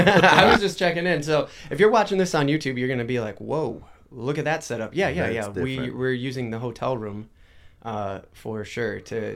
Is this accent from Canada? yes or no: no; Minnesota, United States; We're from Minnesota.